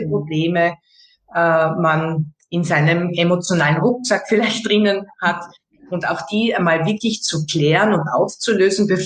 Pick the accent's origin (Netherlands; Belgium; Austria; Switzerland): Austria; Bei uns in Österreich sagt man einfach, ja, Servus